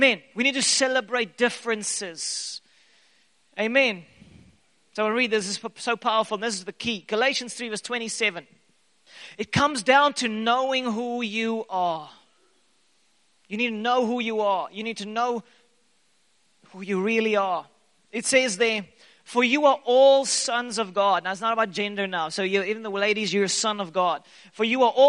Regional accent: South Africa; I am a South African.

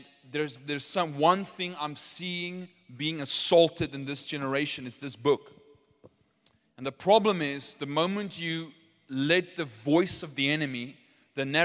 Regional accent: Potchefstroom, North West, South Africa; I'm from Poch

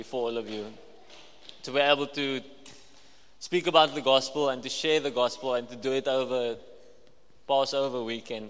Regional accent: Walvis Bay, Erongo, Namibia; I'm from Walvis Bay

